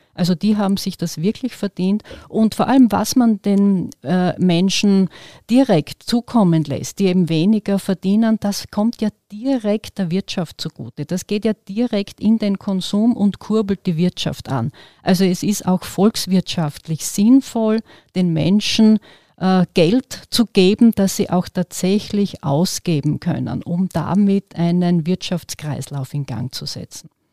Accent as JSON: {"language": "German", "region": "Western Styria", "country": "Austria", "said": "Ich komme aus der Weststeiermark"}